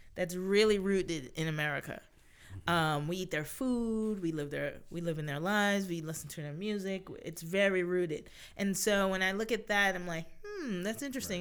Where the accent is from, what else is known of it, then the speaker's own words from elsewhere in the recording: United States; being an American